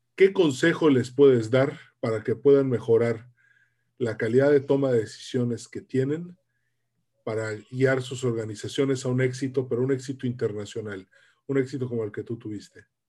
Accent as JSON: {"language": "Spanish", "country": "Mexico", "said": "tanto tú como yo somos de la generación X, somos los mexicanos que nacimos entre 1960 y 1982"}